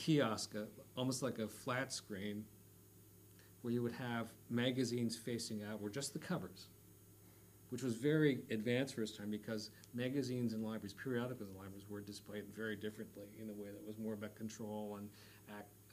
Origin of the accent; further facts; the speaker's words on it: West Coast, United States; moved away; I'm from the West Coast